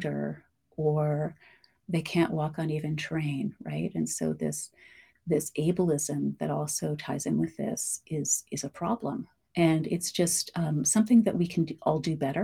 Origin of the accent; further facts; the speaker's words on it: Canada; I am Black Canadian, we've been here since just before, and then around the Civil War, my family settled south of Chatham-Kent